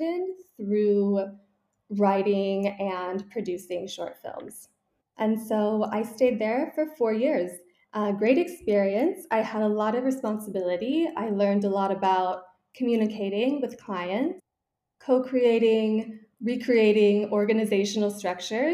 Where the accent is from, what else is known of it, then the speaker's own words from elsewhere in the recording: Malibu, California, United States; moved away as an adult; also born or lived in San Francisco, United States; now in Paris, France; I grew up in Malibu, California, very small town.